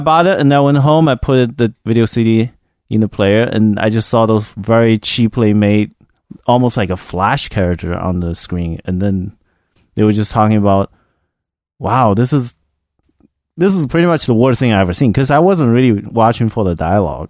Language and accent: English; China; now in United States; I grew up in China, if you didn't pick up the accent yet.